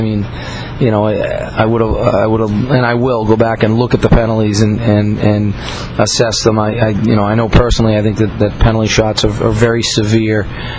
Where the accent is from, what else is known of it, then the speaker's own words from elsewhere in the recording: Dorchester, Massachusetts, United States; Kevin Hayes is someone who obviously I know pretty well, growing up in Dorchester